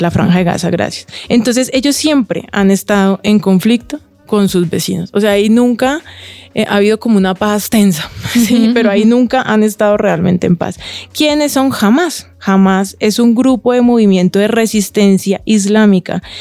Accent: Cali, Valle del Cauca, Colombia; Yo tengo cara de venezolana y soy caleña

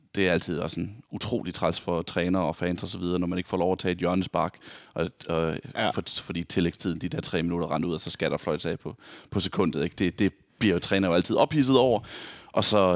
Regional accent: Vejle, Southern Denmark, Denmark; moved away; jeg var hjemme i Vejle, hvor jeg kommer fra

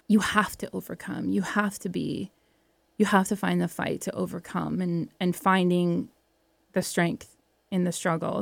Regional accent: Welland, Ontario, Canada; moved away; also born or lived in Alberta; Welland was a small town. I grew up in a small town

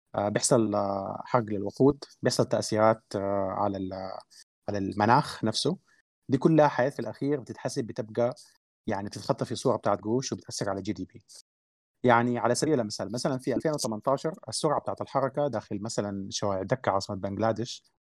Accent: Sudan; احنا عندنا في السودان

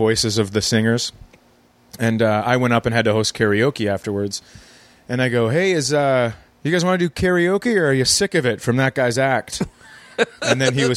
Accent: Fergus Falls, Minnesota, United States; born or raised there

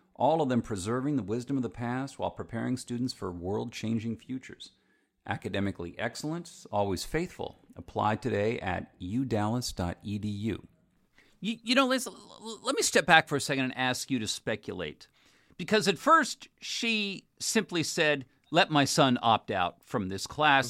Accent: California, United States; my home state

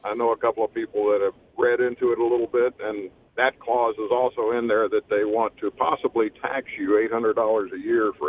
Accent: United States; I'm just an American voicing an opinion.

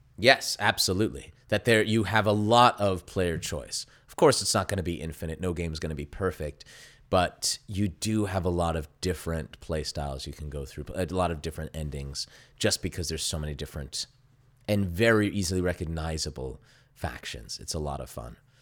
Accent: Las Vegas, Nevada, United States; I grew up in Las Vegas

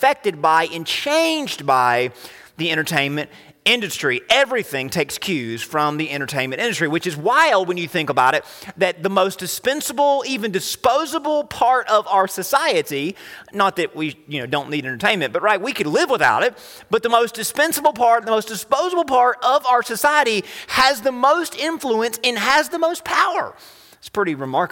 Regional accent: United States; Americans and you were to compare us

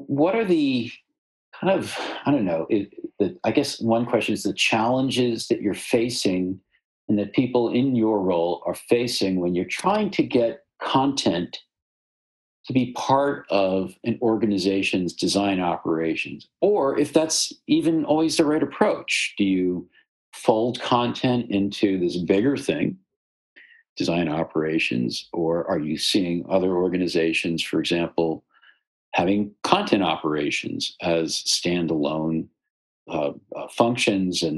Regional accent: Michigan, United States; our shared Michigan roots

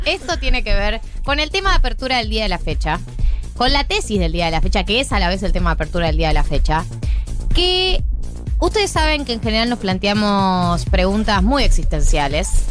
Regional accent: Buenos Aires, Argentina; los porteños sonamos chetos

